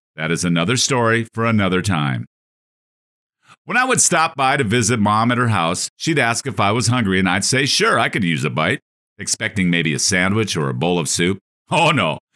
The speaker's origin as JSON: {"language": "English", "region": "North Dakota", "country": "United States", "tie": "born or raised there", "said": "Growing up on a five thousand acre North Dakota cattle ranch in the sixties and seventies"}